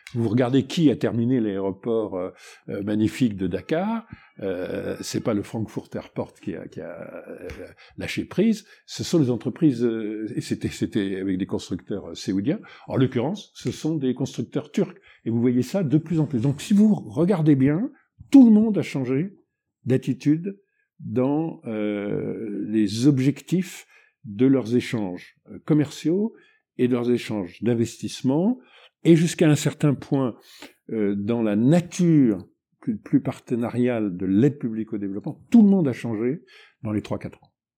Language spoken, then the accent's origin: French; Benin; chez, chez nous, au Bénin